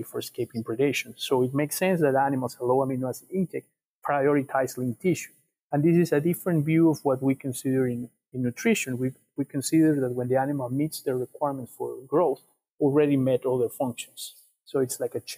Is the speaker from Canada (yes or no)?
no; Ecuador; now in South Dakota, United States; I'm from Ecuador